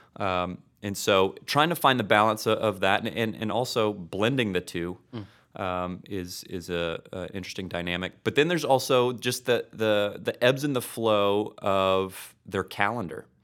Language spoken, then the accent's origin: English; Destin, Florida, United States; moved away as an adult; also born or lived in Tulsa, Oklahoma; now in Oklahoma, United States; I hail from Florida, but I came up here